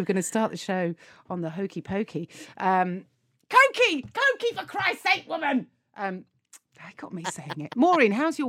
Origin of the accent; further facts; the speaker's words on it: United Kingdom; Well, we're British